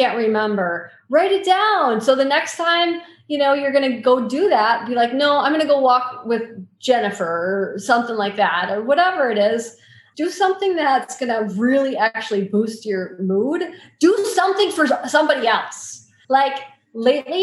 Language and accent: English; Wisconsin, United States; I grew up in Wisconsin. I live in Wisconsin